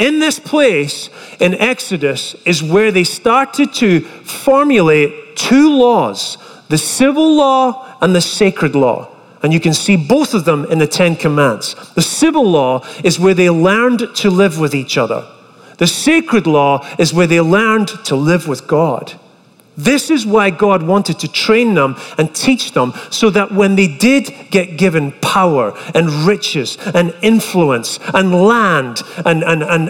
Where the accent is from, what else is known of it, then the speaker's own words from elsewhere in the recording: Scotland, United Kingdom; moved away as an adult; now in United States; I was fresh over from Scotland